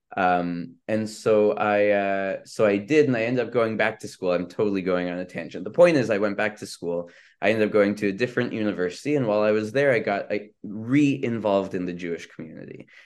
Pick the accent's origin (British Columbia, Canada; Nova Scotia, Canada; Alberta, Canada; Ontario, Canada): British Columbia, Canada; Vancouver; moved away as an adult; also born or lived in Israel; I grew up in Vancouver, B C, um, and so, uh, you know, I came here as an international student